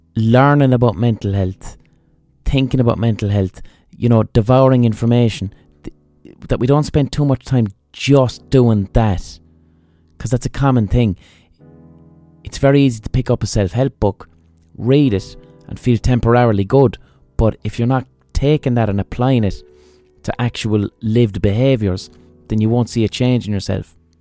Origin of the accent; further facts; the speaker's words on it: Limerick, Munster, Ireland; I'm from Limerick